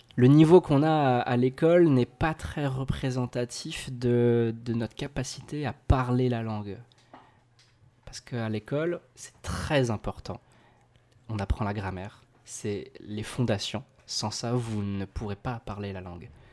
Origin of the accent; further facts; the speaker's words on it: Alsace, Grand Est, France; je viens d'Alsace